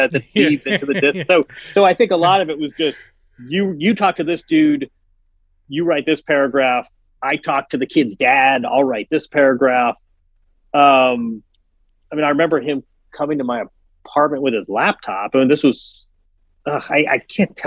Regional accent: Midwest, United States; we're both from the Midwest

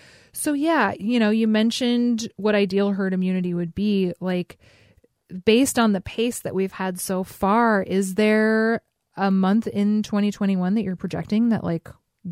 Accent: Alaska, United States; Growing up in Alaska

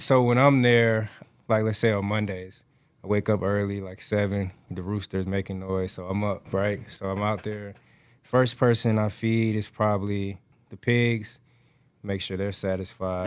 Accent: Atlanta, Georgia, United States; moved away as an adult; now in Houston, United States; I grew up raised in Atlanta, Georgia

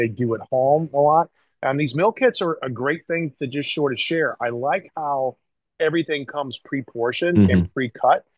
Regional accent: the South, United States; I grew up in the South.

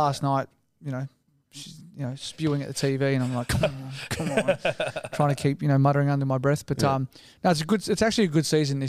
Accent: Sydney, New South Wales, Australia; also born or lived in Paddington, Sydney; I grew up in Matraville.

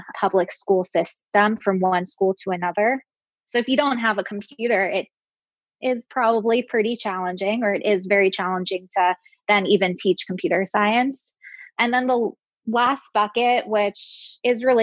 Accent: Baltimore, Maryland, United States; now in Chicago, United States; I'm originally from Baltimore, which has its fair share of public education challenges, like Chicago, which is where I live now

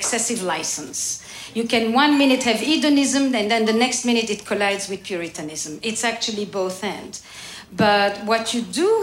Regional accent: Belgium; English is a second language; now in United States; I'm from Belgium, which we already speak about 3 or 4 to start.

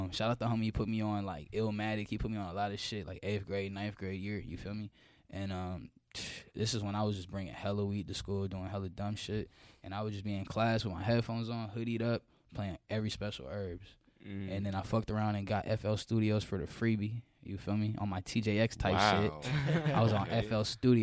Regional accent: Atlanta, Georgia, United States; also born or lived in West Coast / Norcross, Georgia; I was born, you feel me, on the West Coast, you know. But I've been in East Atlanta since I was 4

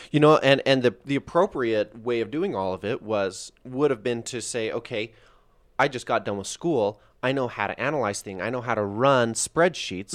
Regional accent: Salt Lake Valley, Utah, United States; I'm, I'm here from the Salt Lake Valley. It's where we're broadcasting from today

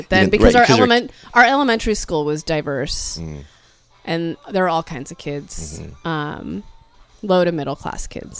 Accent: San Leandro, California, United States; also born or lived in Burlingame, California; I grew up in the East Bay. Yes. Born in Burlingame. I think within the year I was born, my parents bought a house in San Leandro. San Leandro's borders Oakland and Hayward and Castro Valley.

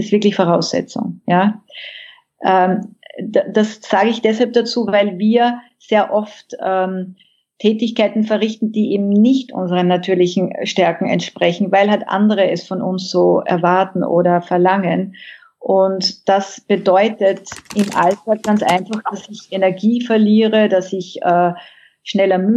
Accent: Austria; ich bin Österreicherin und ähm, seit 2010 mit einem Westaustralier verheiratet

